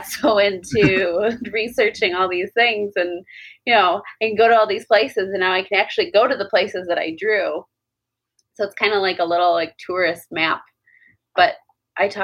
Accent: Westland, Michigan, United States; also born or lived in Canton, Michigan / Hamtramck, Michigan; I grew up in Westland and then moved to Canton when I was 14. And then as soon as I turned 18, I moved to Hamtramck.

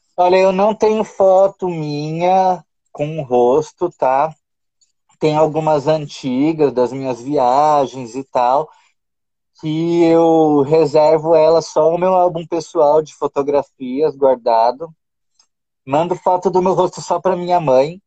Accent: Brazil; moved away as an adult; also born or lived in Qatar; quando eu saí do Brasil

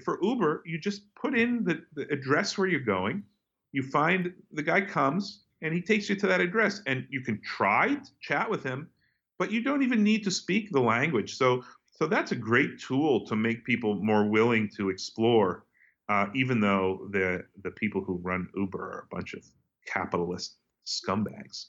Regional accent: United States

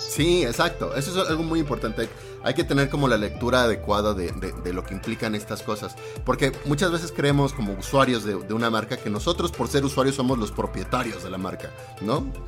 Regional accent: Mexico; Casi no como picante. Soy muy antimexicano en ese sentido

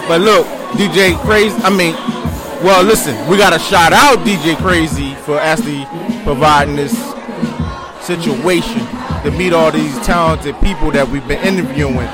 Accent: Philadelphia, Pennsylvania, United States; I'm born and raised in West Philly, 42nd and Westminster

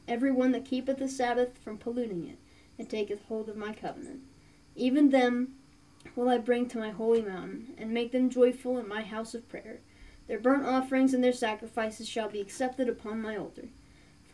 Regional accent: Appalachia, United States; We're Appalachian

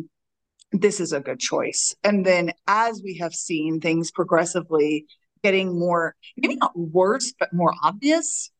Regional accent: Texas, United States; I'm from Texas. I still live in Texas

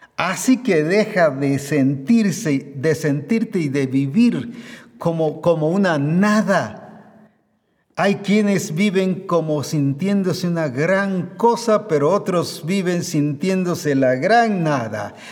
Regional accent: Guatemala; como decimos aquí en Guatemala

